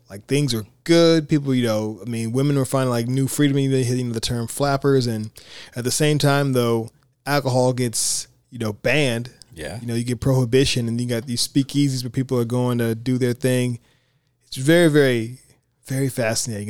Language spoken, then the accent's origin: English; United States